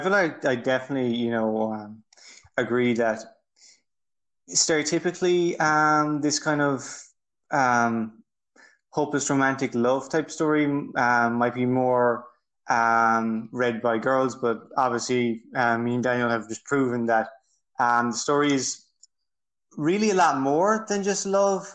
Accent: Ireland; I'm from Ireland.

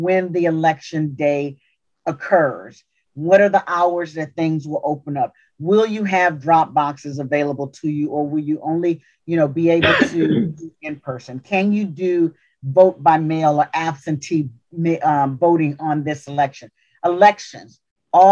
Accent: Louisiana, United States; I'm from Louisiana. We had railroad tracks that kind of divided us.

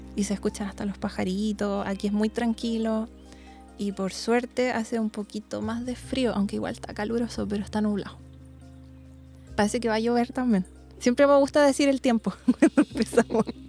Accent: Santiago, Santiago Metropolitan Region, Chile; Yo igual soy santiaguina

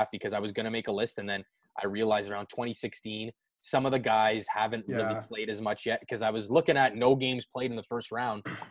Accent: Oakville, Ontario, Canada; I grew up here in Oakville playing minor hockey with him

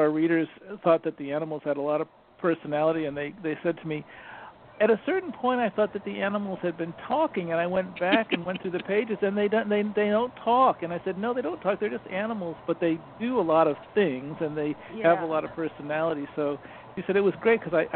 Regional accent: Binghamton, New York, United States; moved away as an adult; also born or lived in Providence, Rhode Island; I grew up in Binghamton, New York

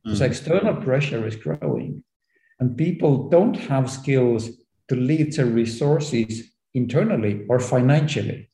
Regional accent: Estonia; as I am from Estonia, where everything is digital

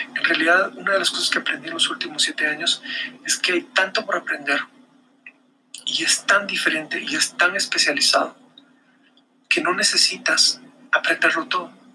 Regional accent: Guatemala; acá, en mi país, en Guatemala

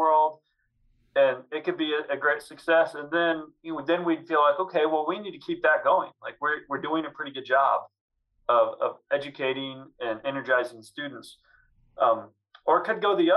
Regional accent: Southwest Missouri, United States; when I was growing up in Southwest Missouri

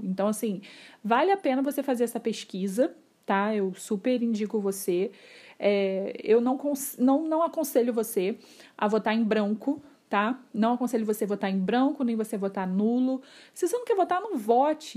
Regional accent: Rio de Janeiro, Brazil; eu não sou de São Paulo, eu sou aqui do Rio de Janeiro, de uma cidade bem pequena, onde todo mundo se conhece

